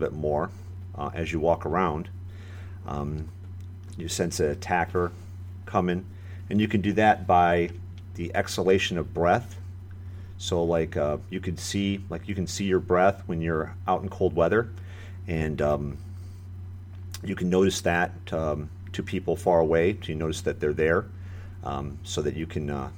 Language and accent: English; Michigan, United States; moved away as an adult; now in Florida, United States; I'm born and raised from Michigan, where it gets pretty cold in the wintertime